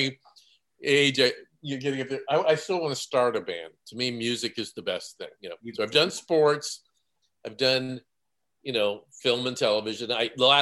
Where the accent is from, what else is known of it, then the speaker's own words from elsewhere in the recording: Canada; I was a Canadian